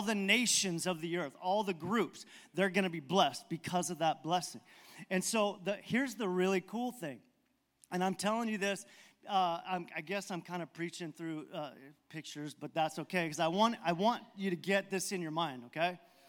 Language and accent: English; Baja California, Mexico; I told you that I grew up in Mexico, missionary kid, and my parents, actually, my grandparents went down to Baja, Mexico, then my parents in the 50s.